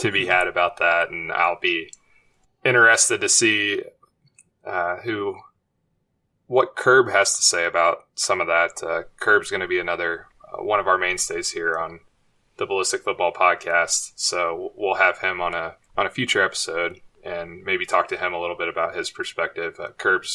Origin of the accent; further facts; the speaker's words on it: Indiana, United States; also born or lived in Ohio; I grew up in Indiana